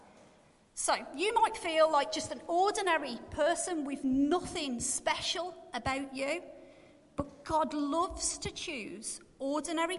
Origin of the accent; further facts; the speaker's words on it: Black Country, West Midlands, United Kingdom; accent: Black Country; my Black Country accent